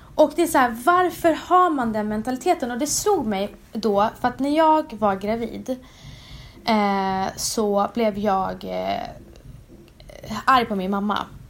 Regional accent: Umeå, Västerbotten County, Sweden; moved away; also born or lived in Stockholm / New York; Jag kommer från Umeå. Eh, vux växte upp där och sen flyttade

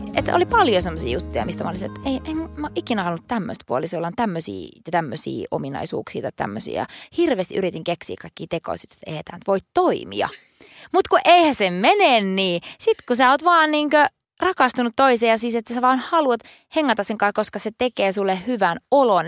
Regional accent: Oulunsalo, North Ostrobothnia, Finland; moved away; mä oon Pohjois-Suomesta

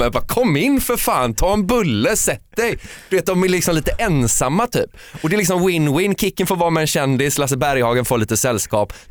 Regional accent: Gothenburg, Västra Götaland, Sweden; eftersom jag är från Göteborg frågar ju folk ofta om jag är släkt med

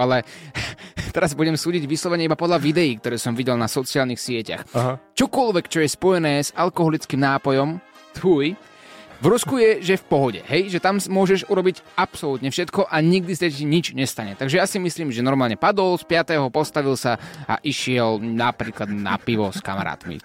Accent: Slovakia; keďže sme Slováci

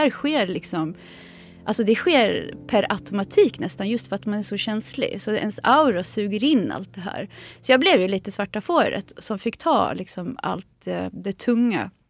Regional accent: Sweden; born there; Min mamma var redan gravid med mig så jag är född här i Sverige.

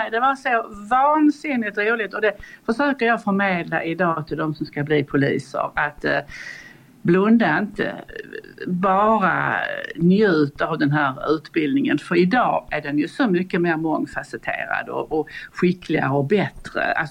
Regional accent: Borby, Sweden; Jag kom från landet och jag kom direkt i princip från Borby.

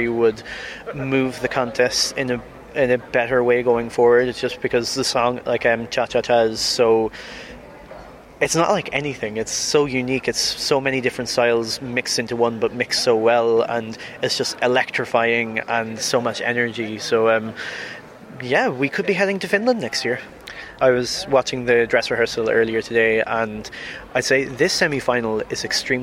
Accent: Dundalk, Leinster, Ireland; now in Belgium; I am originally from Ireland, from Dundalk in particular, but I'm now based in Belgium

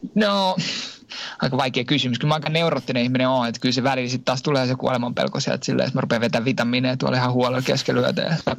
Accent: Finland; moved away as an adult; now in France; Mä oon Suomesta lähtenyt

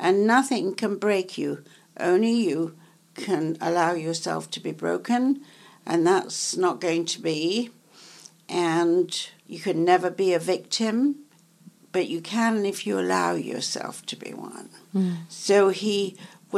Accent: Yorkshire and the Humber, United Kingdom; also born or lived in London; now in Manhattan, United States; I am from Yorkshire

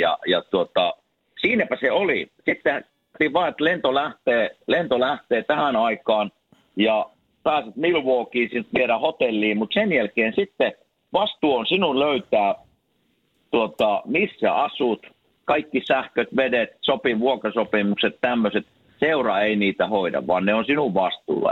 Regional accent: Kuopio, North Savo, Finland; me ollaan Kuopiosta molemmat

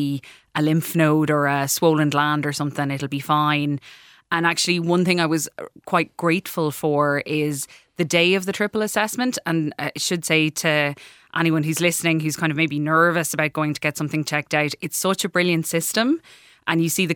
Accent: Clarecastle, County Clare, Ireland; I'm from Clarecastle in County Clare originally.

